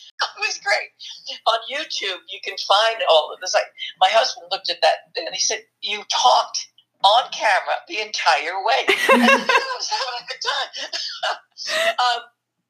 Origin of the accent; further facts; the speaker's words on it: Germany; born there; because I was born in Germany.